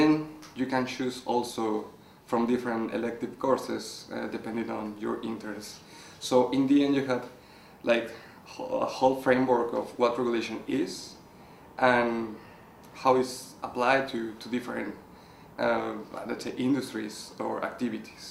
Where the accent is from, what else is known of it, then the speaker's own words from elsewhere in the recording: Mexico; moved away as an adult; I come from Mexico.